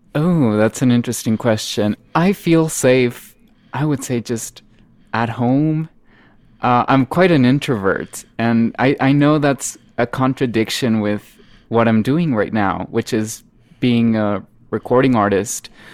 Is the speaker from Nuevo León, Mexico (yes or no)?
yes; Monterrey, Nuevo León, Mexico; English is a second language; I am Mexican and I am from Monterrey, Mexico, which is in the north, just a few miles away from the Texan border. And uh, I've always grown up in this kind of bicultural region